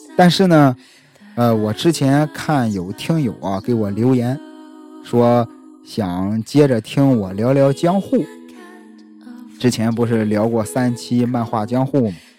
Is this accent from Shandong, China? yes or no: yes; Shandong, China; 很多熟悉我的朋友都知道我是山东人，孔孟之乡